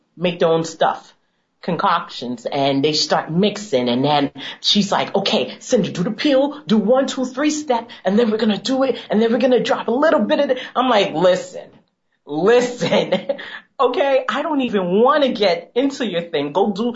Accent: United States; Being African American myself

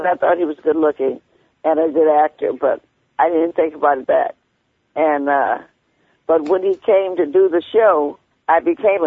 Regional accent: Chicago, Illinois, United States; moved away; I come from Chicago

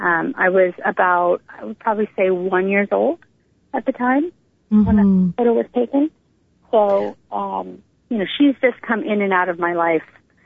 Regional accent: Northern California, United States; also born or lived in New Delhi, India; I grew up in Northern California in a family of 9, 7 which were adopted, but luckily I was adopted with my twin sister.

